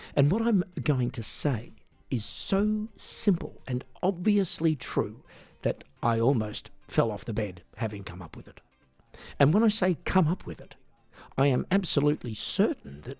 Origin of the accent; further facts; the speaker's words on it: Australia; I grew up in Australia in a family that often, courtesy of my mum and dad, supported the conservative side of politics.